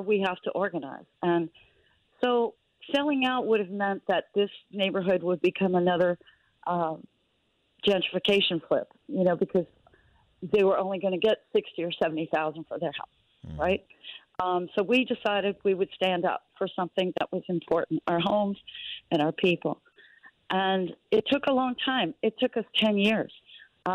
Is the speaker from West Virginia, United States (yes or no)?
no; New Orleans, Louisiana, United States; native New Orleanian, I grew up in the French Quarter